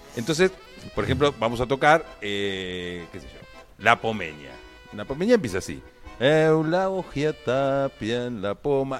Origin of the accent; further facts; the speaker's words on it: Viedma, Río Negro, Argentina; De la ciudad de Viedma